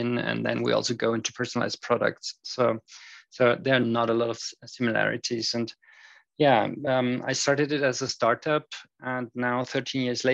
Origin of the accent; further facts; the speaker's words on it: Austria; also born or lived in United Kingdom; I am from Austria, so I'm currently situated in Europe